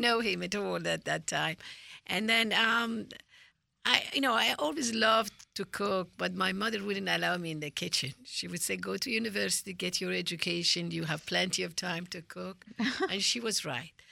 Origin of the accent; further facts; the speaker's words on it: Tehran, Tehran Province, Iran; moved away; I'm from Tehran